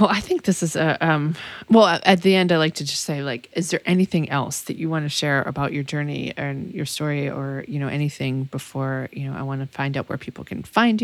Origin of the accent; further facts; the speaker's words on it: Massachusetts, United States; also born or lived in Austin, Texas; now in Texas, United States; I'm from Massachusetts, and her and I both lived in Austin. Like, I moved there, and then she moved there